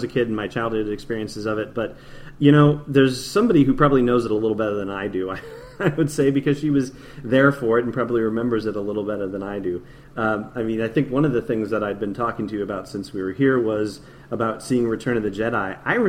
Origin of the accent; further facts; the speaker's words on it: Southern California, United States; moved away as an adult; I grew up out here in Southern California